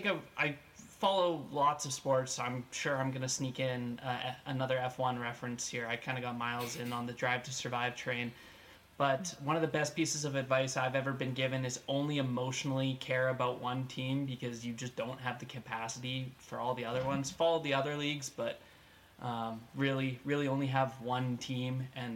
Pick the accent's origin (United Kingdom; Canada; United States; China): Canada; Calgary, Alberta; moved away as an adult; now in Regina, Canada; born and raised in Calgary, somehow migrated my way furthermore into Hickland, Canada, living here in Regina now the last 5 years. But when you grow up in a city with an NHL team, with a barn that is shaped like a saddle